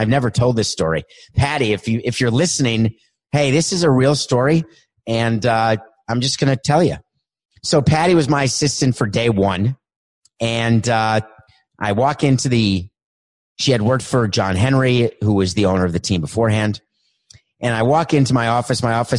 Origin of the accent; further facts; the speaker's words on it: Montreal, Quebec, Canada; now in Florida, United States; I inherited an assistant in 2002 when I came from Montreal to Florida